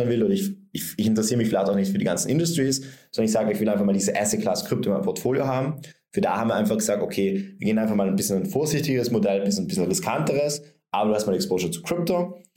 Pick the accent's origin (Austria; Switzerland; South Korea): Austria; Vienna; Und jetzt gehe ich als Anleger her und kaufe mir, ich bin aus Wien, ähm, kaufe mir eine Wohnung in Wien